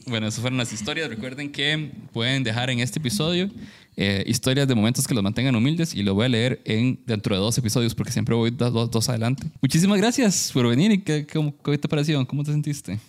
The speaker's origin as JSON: {"language": "Spanish", "town": "San Carlos", "region": "Alajuela", "country": "Costa Rica", "moved": "yes", "said": "nosotros somos, de San Carlos, bueno, somos de allá"}